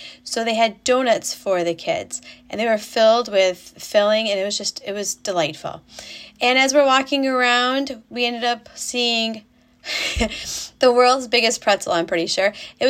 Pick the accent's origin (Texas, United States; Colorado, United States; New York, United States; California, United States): New York, United States; moved away as an adult; So I live in Indiana, in case you didn't know. We moved here 6 years ago from New York, where we lived for 90% of our lives.